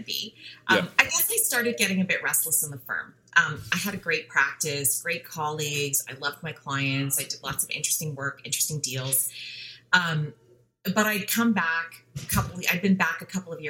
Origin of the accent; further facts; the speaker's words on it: Western Canada, Canada; first language English; moved away as an adult; now in Toronto, Canada; I grew up in Western Canada, so I did my undergrad at University of Calgary.